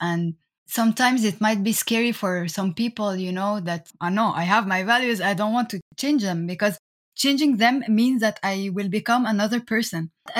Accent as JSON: {"language": "English", "country": "France", "tie": "born or raised there", "also_born_or_lived": "Egypt", "said": "I was born in France and I grew up between, you know, France and Egypt."}